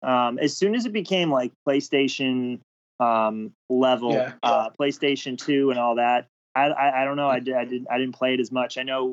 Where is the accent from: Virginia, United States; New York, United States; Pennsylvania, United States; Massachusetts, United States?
Massachusetts, United States; Saugus; the Bruins is definitely a big part of my, you know, me growing up in Massachusetts and Saugus.